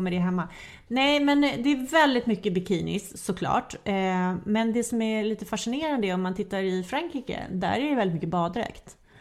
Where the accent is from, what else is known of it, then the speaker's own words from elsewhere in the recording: Sweden; vi svenskar